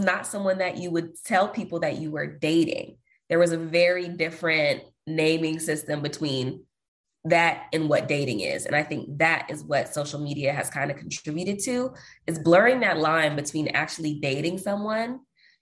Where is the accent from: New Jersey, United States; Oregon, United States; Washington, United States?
Washington, United States; Seattle; moved away as an adult; also born or lived in New Orleans, Louisiana / Houston, Texas; now in Austin, United States; I'm originally from Seattle, Washington, but I live in Austin, Texas at the moment